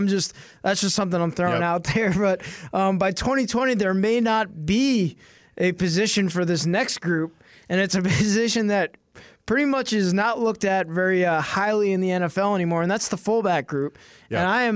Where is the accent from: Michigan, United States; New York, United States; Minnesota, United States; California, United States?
New York, United States; being a Jets fan growing up in New York